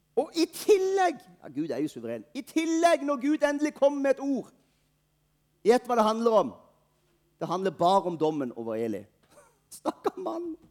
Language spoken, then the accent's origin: Norwegian; Norway; Vi er nordmenn